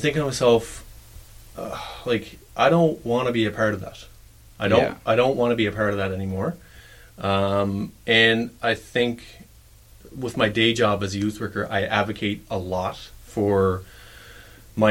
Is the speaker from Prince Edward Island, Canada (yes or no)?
yes; Bear River, Prince Edward Island, Canada; I'm originally from Bear River, Prince Edward Island, which is down east